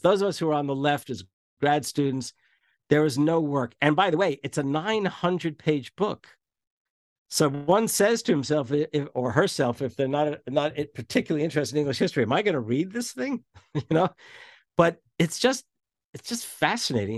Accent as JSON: {"language": "English", "region": "New Jersey", "country": "United States", "said": "especially as a Jersey boy, though I was from North Jersey"}